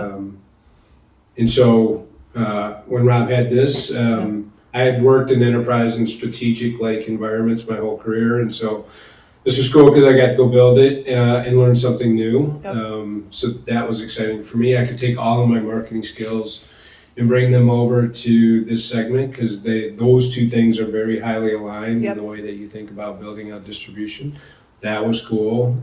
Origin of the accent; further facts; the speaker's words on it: Portage, Michigan, United States; also born or lived in Denver, Colorado; I spent most of my childhood um, in a small town in Portage, Michigan, right by Kalamazoo